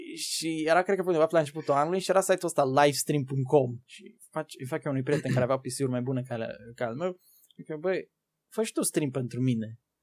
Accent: Târgu Ocna, Bacău County, Romania; Eu sunt din județul Bacău, Trocna.

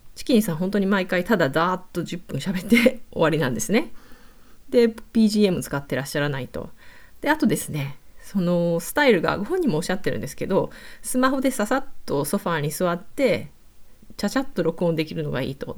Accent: Kyushu, Japan; moved away as an adult; also born or lived in Kansai; 私も九州出身の途中で関西で仕事して、今海外

